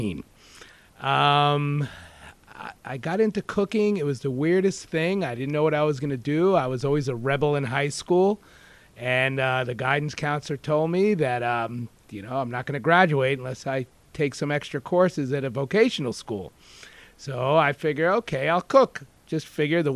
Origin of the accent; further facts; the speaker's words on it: Kings Point, New York, United States; accent: raspy New York kitchen voice; moved away as an adult; also born or lived in New England / South Beach; now in Sarasota, United States; I'm from Kings Point, Long Island